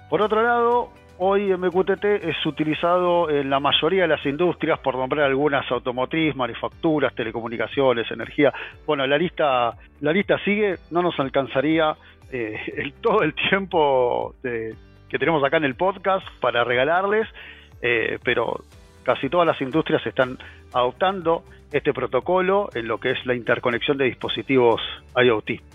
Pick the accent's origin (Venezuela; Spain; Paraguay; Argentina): Argentina; soy argentino, vivo en Argentina